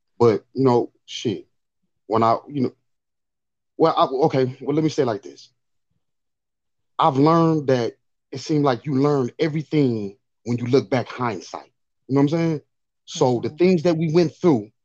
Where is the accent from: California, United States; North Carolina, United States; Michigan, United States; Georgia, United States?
California, United States; Los Angeles; I grew up on 54th and Van Ness. I was born in a hospital that's not even there, over there no more. It was called Adams Hospital, and so typical black kid growing up in South Central